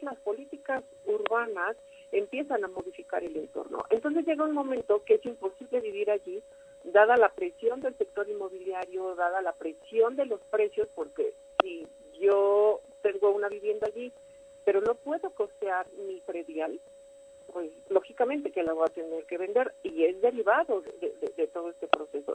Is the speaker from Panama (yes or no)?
no; Mexico; como mexicanos